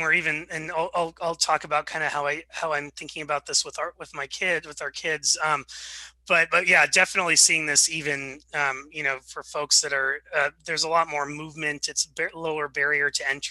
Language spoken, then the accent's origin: English; Seattle, Washington, United States; also born or lived in Wichita, Kansas; I was born in Wichita, Kansas, and then moved out to Seattle when I was 4 or 5